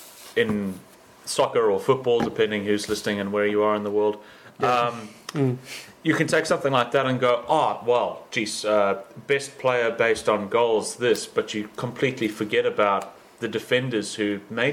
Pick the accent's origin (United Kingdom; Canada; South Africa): South Africa; as a South African, Jack Callis comes to mind